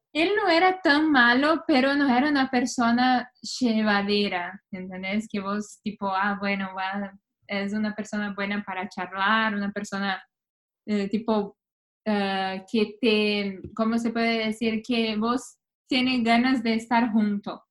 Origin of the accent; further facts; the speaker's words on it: where Grêmio plays, Rio Grande do Sul, Brazil; Spanish is a second language; now in New York, United States; es de donde yo soy.